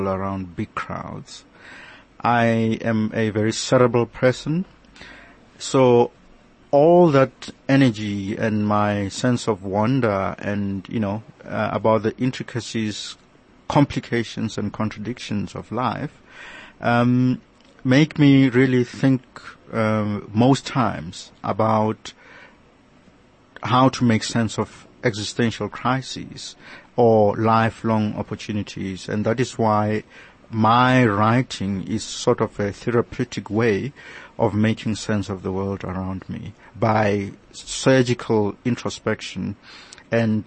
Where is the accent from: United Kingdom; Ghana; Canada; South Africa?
South Africa; I am a South African